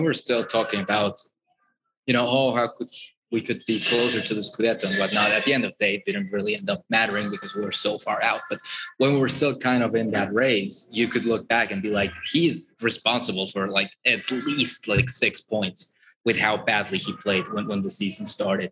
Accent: Puebla, Mexico; with my hometown team

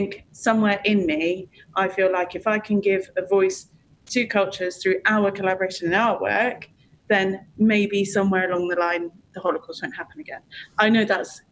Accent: United Kingdom; we're British

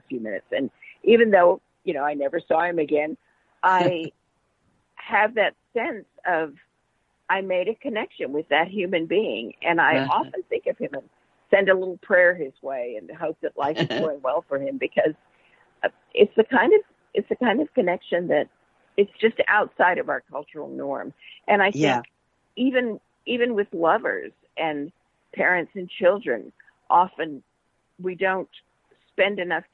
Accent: Vancouver, British Columbia, Canada; now in Texas, United States; I grew up a lot in Vancouver, which is very British.

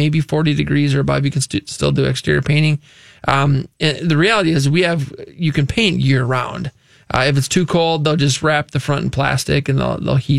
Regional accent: Luverne, Minnesota, United States; We are from Laverne, Minnesota, Southwest Minnesota, the great metro of Laverne

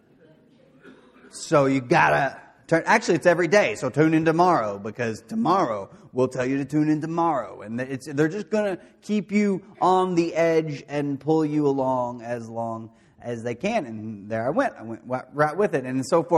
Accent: De Queen, Arkansas, United States; I grew up in Dequeen, Arkansas, doing things that you do in Dequeen, Arkansas.

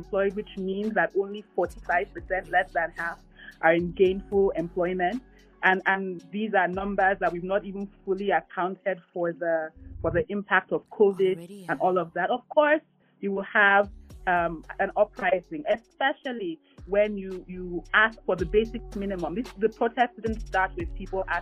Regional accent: Nigeria; as a Nigerian and as a Nigerian living in a democracy

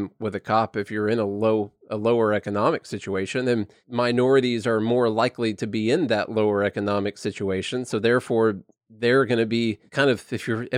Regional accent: Illinois, United States; moved away; I'm from Illinois originally

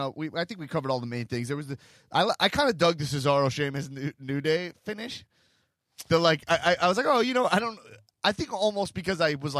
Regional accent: New York City, New York, United States; I'm a New Yorker. I love it.

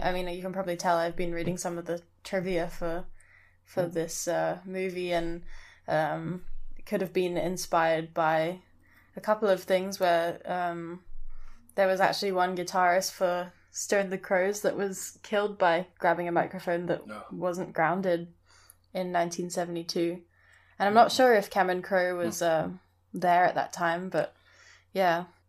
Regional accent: Hong Kong; also born or lived in Scotland; Yeah, so I actually I grew up in Hong Kong, but I went to boarding school in Scotland.

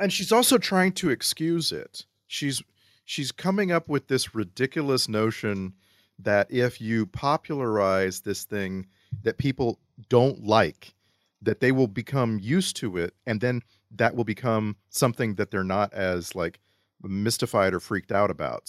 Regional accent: Texas, United States; moved away; I grew up in Texas

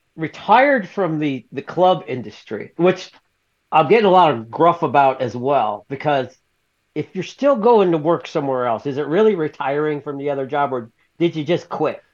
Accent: the South, United States; I'm from the South, so I was raised in the South

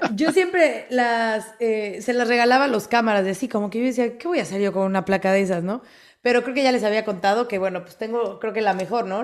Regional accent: Mexico; soy mexicana

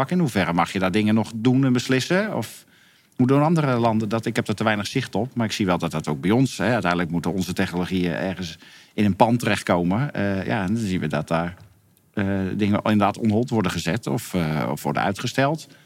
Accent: Netherlands; in eh, Luxemburg moest dan even, ga ik toch even tanken als Nederlander natuurlijk.

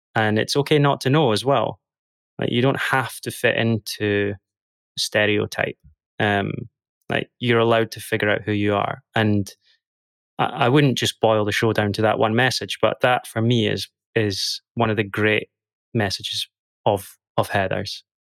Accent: Dundee, Scotland, United Kingdom; moved away as an adult; now in London, United Kingdom; I'm originally from Dundee in Scotland. grew up there for the first twenty-something years of my life.

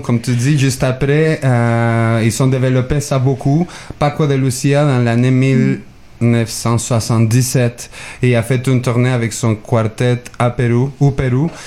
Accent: Mexico; moved away; je viens de Mexique.

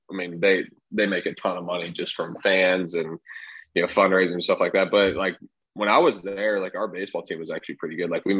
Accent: the South, United States; in the South, we always say, like, can I have a Coke?

